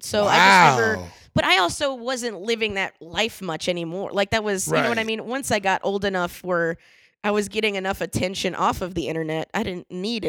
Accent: Orlando, Florida, United States

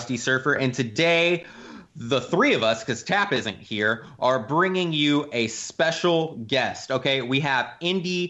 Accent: Belen, New Mexico, United States; I'm actually from Belen, New Mexico.

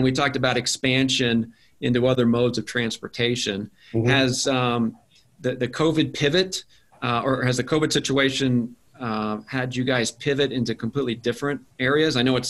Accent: Wichita, Kansas, United States; I grew up in Wichita, Kansas

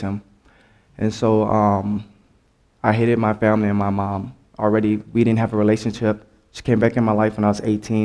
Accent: New Orleans, Louisiana, United States; I'm from New Orleans

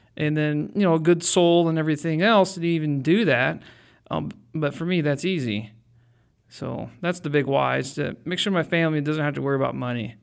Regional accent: Mansfield, Ohio, United States; also born or lived in Florida / Shelby, Ohio; I grew up in Mansfield

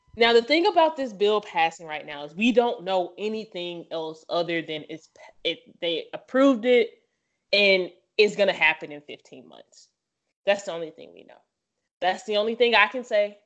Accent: the South, United States; I'm from the South

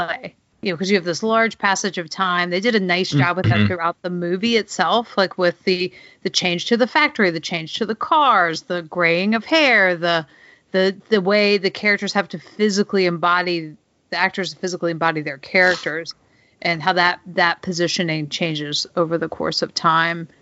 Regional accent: the South, United States; growing up in the South

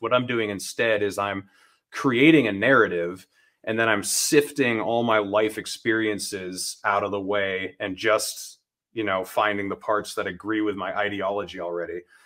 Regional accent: New Hampshire, United States; I grew up in New Hampshire

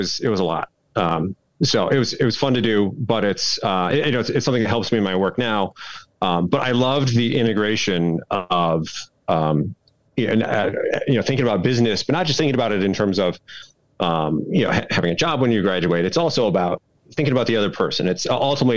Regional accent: Kalamazoo, Michigan, United States; I grew up in Southwest Michigan, a little town called Kalamazoo

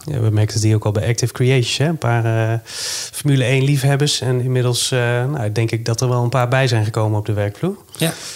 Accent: Netherlands; we zijn allemaal inwoners van Nederland

